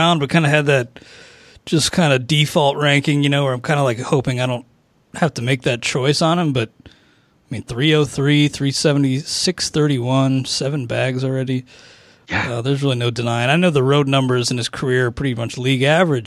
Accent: Ohio, United States; accent: Southern; I grew up in Ohio

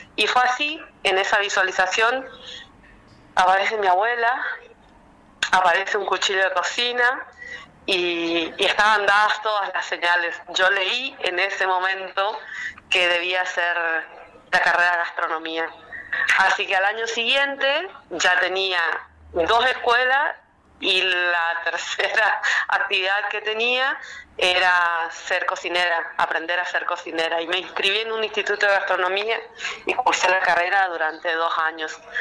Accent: Chaco, Argentina; also born or lived in Corrientes, Argentina; Nací en la provincia de Corrientes, eh, en la capital de Corrientes, pero el Chaco me adoptó cuando tenía seis años y bueno, soy chaqueña

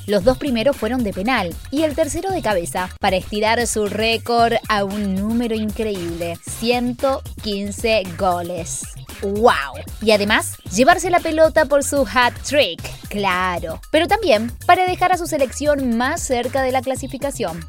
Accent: San Nicolás de los Arroyos, Buenos Aires Province, Argentina; mi ciudad de origen. Ahí nací yo.

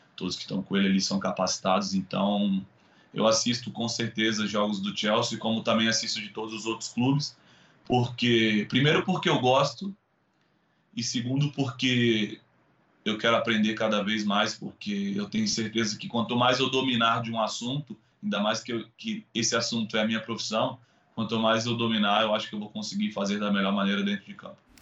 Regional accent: Brazil; nós brasileiros

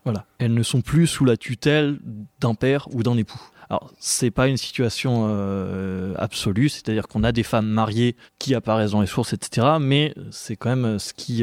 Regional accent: western Anjou, Pays de la Loire, France; j'en viens

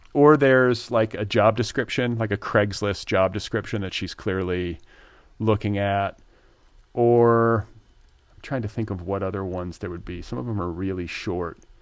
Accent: United States; moved away as an adult; also born or lived in Indiana / Wisconsin; now in Los Angeles, United States; I grew up in Indiana and Wisconsin

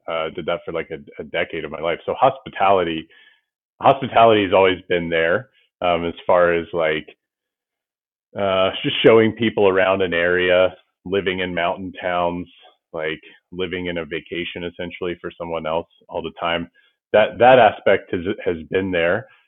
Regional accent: Ohio, United States; moved away as an adult; I was born in Ohio and grew up on a farm

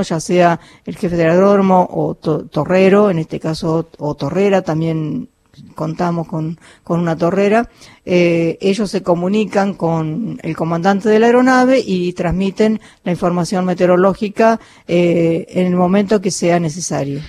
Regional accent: 25 de Mayo, Buenos Aires Province, Argentina; now in Tandil, Argentina; yo vivo en la localidad de Tandil, pero soy eh, también bonaerense del, eh, de la ciudad de 25 de mayo

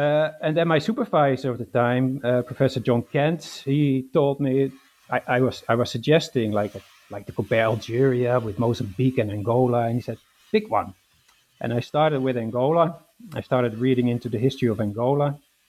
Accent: Netherlands; English is a second language; So I was born in the Netherlands and raised in the Netherlands. I studied at the University of Amsterdam

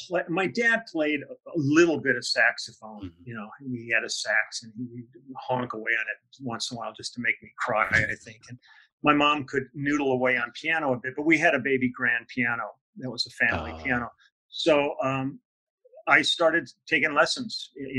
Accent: Milwaukee, Wisconsin, United States; born there; I go, I was born in Milwaukee.

